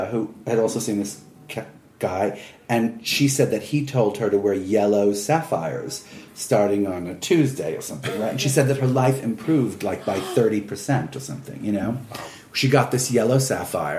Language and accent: English; New York City, New York, United States; I'm from New York City